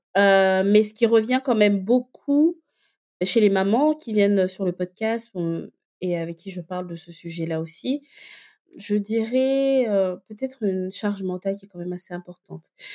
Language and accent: French; Libreville, Estuaire, Gabon; also born or lived in northern France; now in France; je suis donc née au Gabon, j'ai grandi euh, à Libreville, euh, je suis arrivée par la suite en France